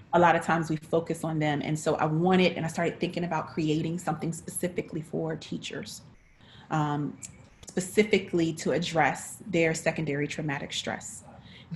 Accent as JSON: {"language": "English", "region": "North Carolina", "country": "United States", "said": "I'm from North Carolina. Uh, I'm a country girl"}